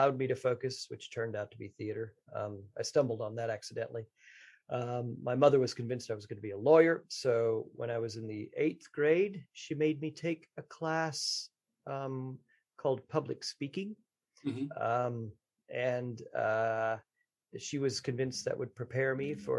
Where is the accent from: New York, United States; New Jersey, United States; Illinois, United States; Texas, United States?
Texas, United States; I grew up in Texas